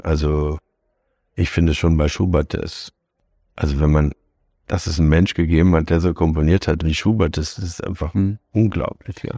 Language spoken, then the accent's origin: German; Hanover, Lower Saxony, Germany; moved away; also born or lived in Frankfurt; also ich bin ja Hannoveraner